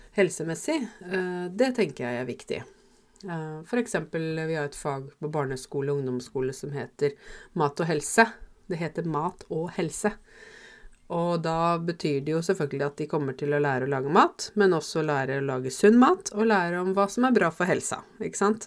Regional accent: Norway; Norge er hjemlandet mitt

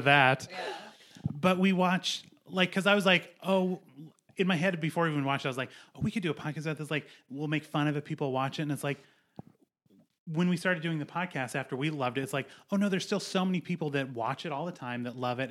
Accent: Montana, United States; I grew up in Montana

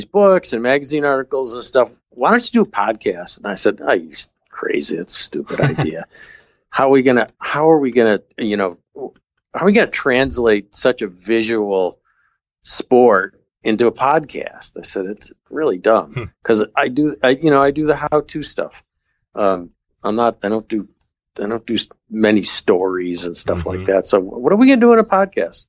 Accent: Rochester, New York, United States; moved away as an adult; also born or lived in Syracuse, New York / Manchester, Vermont; I grew up outside of Rochester, New York

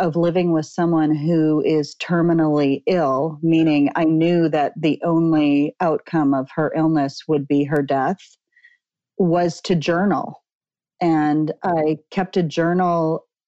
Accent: Midwest, United States; also born or lived in Manhattan, New York / Los Angeles; now in Ojai, United States; I grew up in the Midwest as a Lutheran

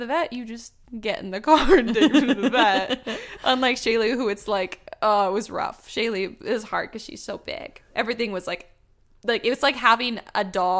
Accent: Alabama, United States; born there; But, I was also born in Alabama.

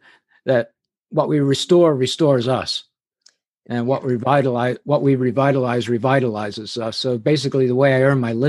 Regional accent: England, United Kingdom; accent: English; Plus the fact I had an English accent at the time. I grew up in England.

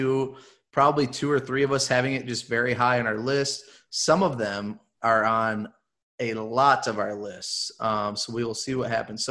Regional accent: Michigan, United States; I'm from Michigan. I got a weird accent.

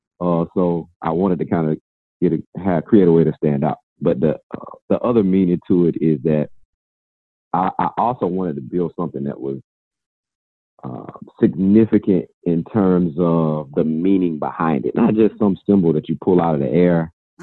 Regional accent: Georgia, United States; now in Virginia, United States; I'm originally from Georgia.

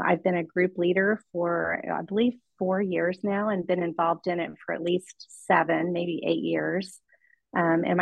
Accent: Kansas City, Missouri, United States; moved away as an adult; now in Washington State, United States; we moved here from Kansas City, Missouri, where both my husband and I grew up all of our lives

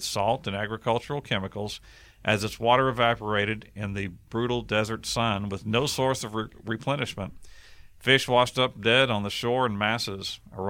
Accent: Kerrville, Texas, United States; my hometown, Kerrville

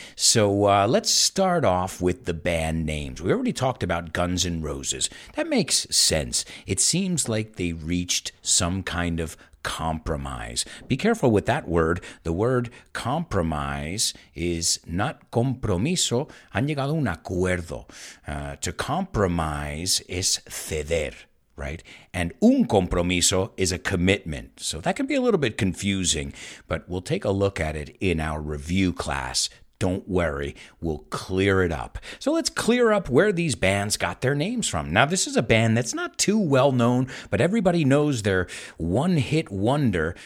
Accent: United States; now in Spain; I'm from the United States.

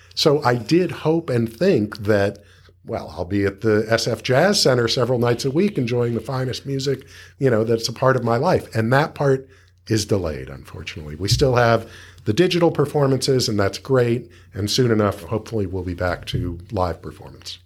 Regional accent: Los Angeles, California, United States; I grew up in Los Angeles

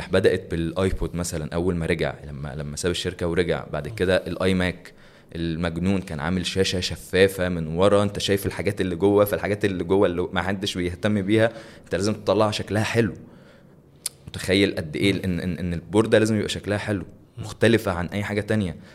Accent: Egypt

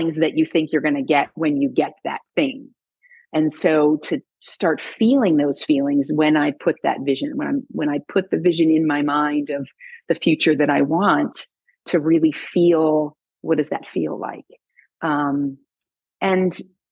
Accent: Illinois, United States; now in Oregon, United States; I grew up in Illinois

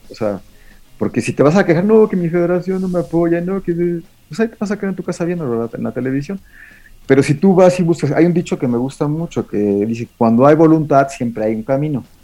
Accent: Mexico; en el cross country ski ya somos como 20 mexicanos

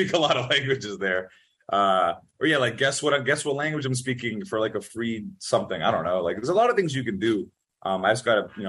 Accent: France; I grew up mostly in France. I think French, I have the best accent.

